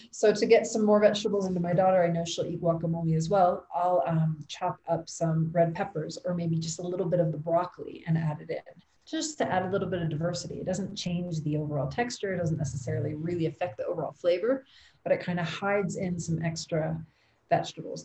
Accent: Ohio, United States; moved away as an adult; now in Quito, Ecuador; I'm originally from Ohio, but I live now in Quito, Ecuador

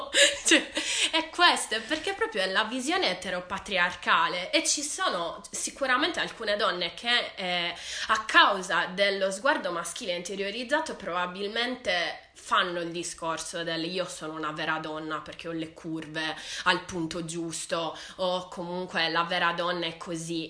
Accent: Sardinia, Italy; sono sarda

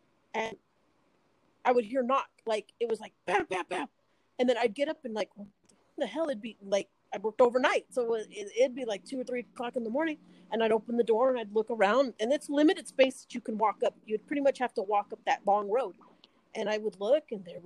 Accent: Fresno, California, United States; I'm from California

